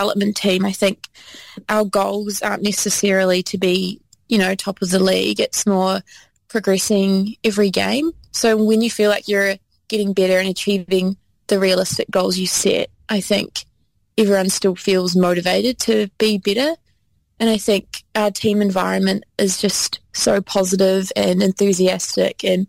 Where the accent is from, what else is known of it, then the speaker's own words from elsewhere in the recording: Taranaki, New Zealand; I've always lived in the North Island.